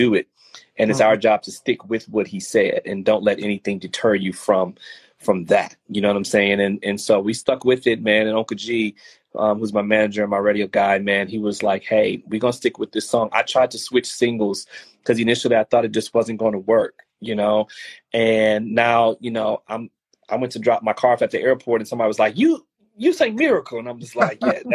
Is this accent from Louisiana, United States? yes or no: yes; New Orleans, Louisiana, United States; moved away as an adult; now in Houston, United States; I'm actually originally from New Orleans, but I've been in Houston long enough to kind of claim this set